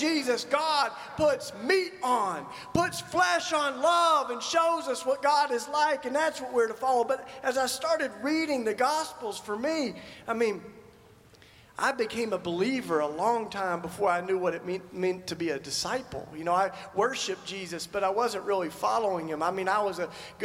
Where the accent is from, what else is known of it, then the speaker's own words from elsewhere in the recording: Tennessee, United States; I grew up in Tennessee in the Bible Belt